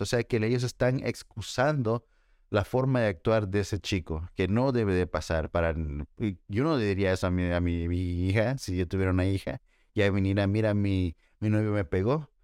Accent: El Salvador; yo soy salvadoreño

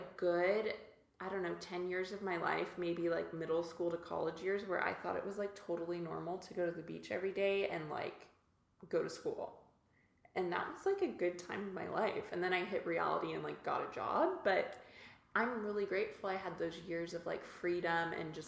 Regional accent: Santa Monica, California, United States; I grew up in Santa Monica, so just down the road

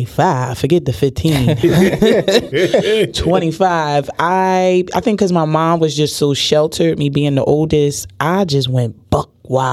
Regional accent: Philadelphia, Pennsylvania, United States; I'm born and raised in North Philly. I always say the Badlands, though, because that really was my beginning childhood, okay. You know, where the Puerto Ricans and blacks combined.

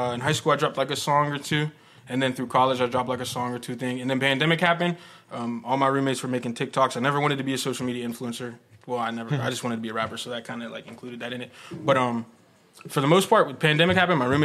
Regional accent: McKeesport, Pennsylvania, United States; I'm from McKeesport.

